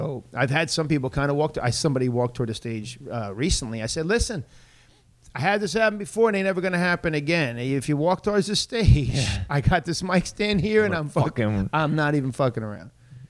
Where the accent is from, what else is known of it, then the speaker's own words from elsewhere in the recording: Selden, New York, United States; I grew up in Selden, but most people, I always say Lake Ronkonkoma.